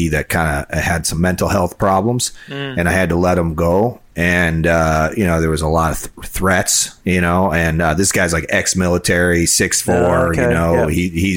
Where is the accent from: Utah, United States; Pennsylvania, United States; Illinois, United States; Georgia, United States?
Illinois, United States; I grew up in Illinois